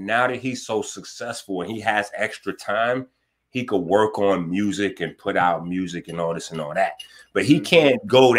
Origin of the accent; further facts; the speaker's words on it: New York City, New York, United States; We was raised on ….